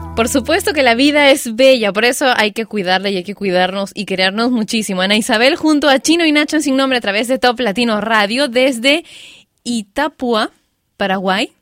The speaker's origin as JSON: {"language": "Spanish", "region": "Lima", "country": "Peru", "said": "en mi país, bueno, en mi ciudad, en Lima"}